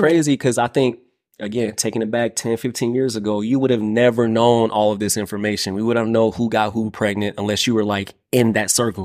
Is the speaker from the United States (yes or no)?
yes; Midwest, United States; I'm from the Midwest